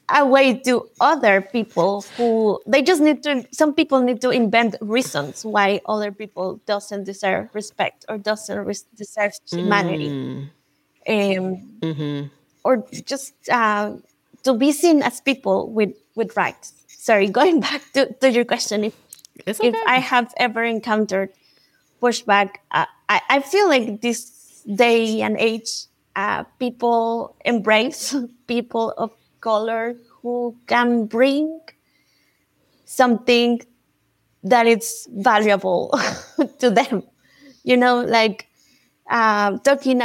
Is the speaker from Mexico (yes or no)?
yes; Mexico; also born or lived in United States; I grew up in Mexico and I lived in the United States